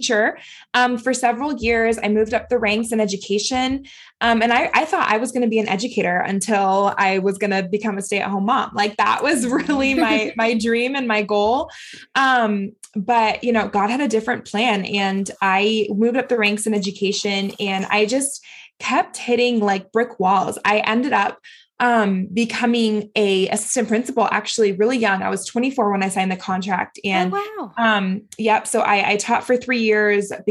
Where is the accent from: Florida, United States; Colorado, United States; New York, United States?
Florida, United States; now in Utah, United States; I'm not from Utah originally. I'm originally from Florida, so closer to Louisiana, actually